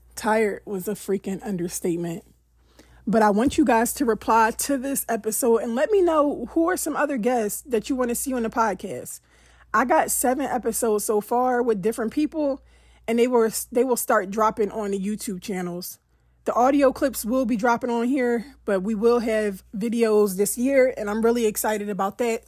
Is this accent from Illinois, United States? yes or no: no; Philadelphia, Pennsylvania, United States; I'm from Philly